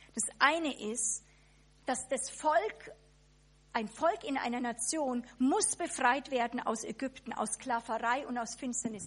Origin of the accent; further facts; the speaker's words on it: Germany; als Deutsche